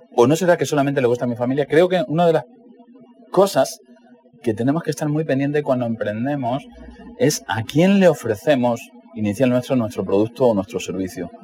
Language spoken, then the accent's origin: Spanish; Cáceres, Extremadura, Spain; Cuando yo tenía 11 años, en, Cáceres, donde yo nací